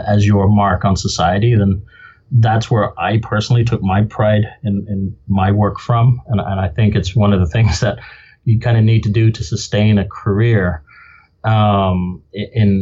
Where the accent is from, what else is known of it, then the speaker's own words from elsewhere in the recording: Limerick, Munster, Ireland; also born or lived in Benoni, South Africa / Dublin, Ireland / United Kingdom; now in Spokane, United States; I grew up in Limerick on the West Coast